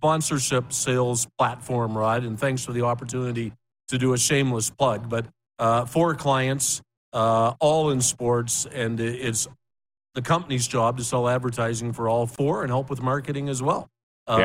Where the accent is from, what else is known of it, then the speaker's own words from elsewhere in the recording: Sussex, New Brunswick, Canada; also born or lived in Fort McMurray; now in Calgary, Canada; Well, that's where I grew up. But where? Oh, in New Brunswick. I call it the Red Deer of New Brunswick. Small town guy. Sussex, the home of Mike Eagles.